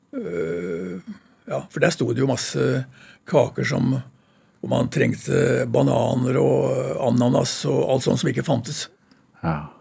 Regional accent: Skien, Vestfold og Telemark, Norway; Jeg vokste opp i Skien

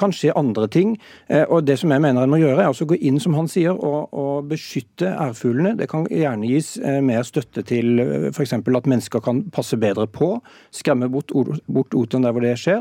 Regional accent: Sørlandet, Norway; Jeg er oppvokst på Sørlandet

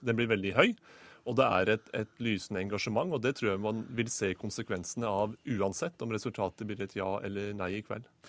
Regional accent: Norway; som nordmann

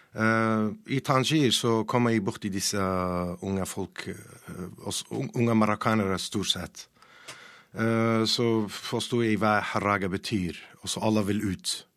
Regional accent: Iraqi Kurdistan, Kurdistan Region, Iraq; Norwegian is a second language; now in Norway; Jeg er en kurder fra eh, Nord-Irak, Kurdistan

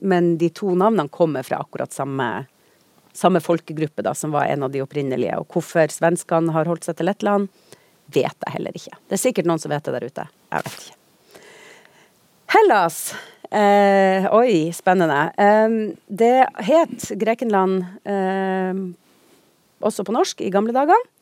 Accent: Tromsø, Troms, Norway; jeg er fra Tromsø.

